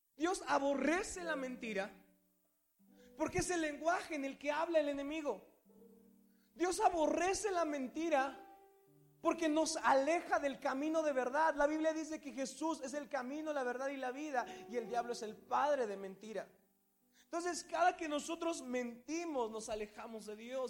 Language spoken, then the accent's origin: Spanish; Mexico